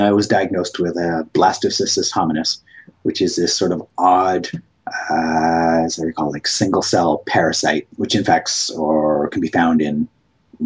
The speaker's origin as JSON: {"language": "English", "country": "Canada", "said": "I'm Canadian"}